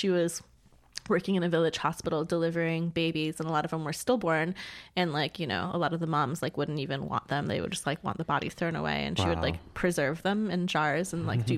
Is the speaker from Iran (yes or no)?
yes; Iran; now in Providence, United States